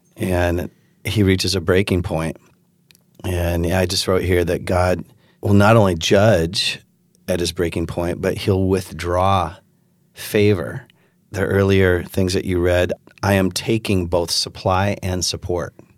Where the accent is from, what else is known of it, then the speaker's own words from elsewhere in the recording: Pacific Northwest, United States; also born or lived in West Michigan; now in Holland, United States; I grew up in the Pacific Northwest